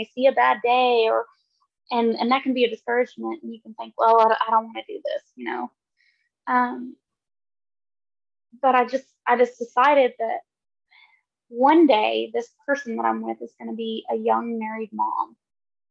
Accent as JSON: {"language": "English", "town": "Lubbock", "region": "Texas", "country": "United States", "tie": "born or raised there", "said": "the congregation that I grew up in there in Lubbock at 78th and University"}